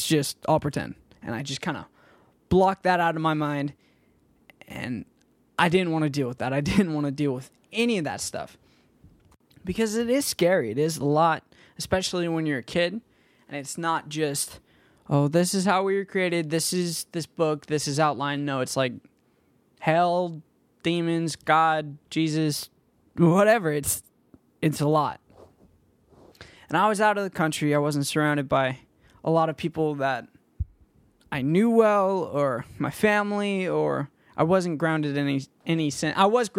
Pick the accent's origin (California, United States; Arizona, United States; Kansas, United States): California, United States; Danville; And I grew up in Danville, California. And if any of you guys know where that is or what that place is like, it's a very rich community in the Bay Area.